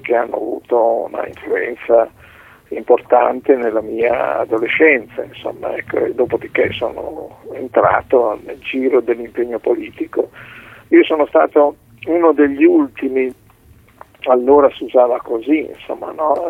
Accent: Reggio Emilia, Emilia-Romagna, Italy; io sono di Reggio Emilia

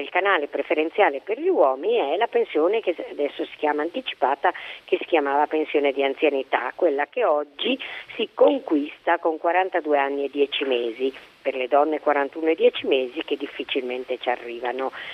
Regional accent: Bolzano, Trentino-Alto Adige, Italy; io sono di Bolzano

